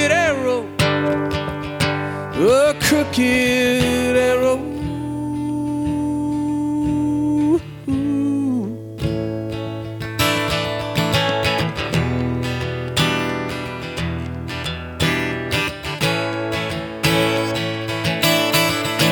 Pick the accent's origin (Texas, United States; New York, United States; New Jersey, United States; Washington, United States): Washington, United States; Marysville; now in Austin, United States; the people in my hometown, Marysville, Washington